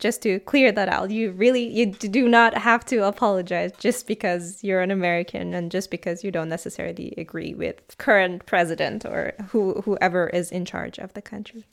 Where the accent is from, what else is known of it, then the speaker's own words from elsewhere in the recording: Tehran, Tehran Province, Iran; moved away as an adult; now in Freiburg, Germany; I come from Iran. I'm from the city Tehran